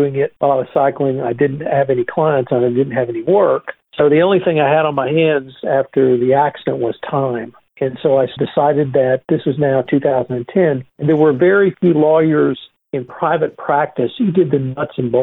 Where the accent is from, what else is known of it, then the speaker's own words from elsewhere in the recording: Texas, United States; I'm a Texan